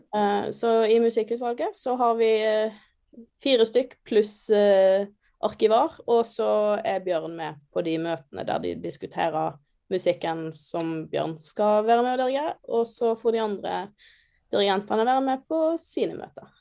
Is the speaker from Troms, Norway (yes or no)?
no; Hundvin, Vestland, Norway; moved away as an adult; now in Trondheim, Norway; jeg er oppvokst litt utenfor Hundvin